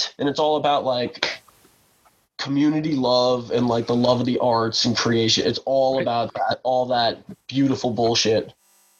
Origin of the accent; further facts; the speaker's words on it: New York City, New York, United States; I grew up on the Upper West Side, born and raised in New York City.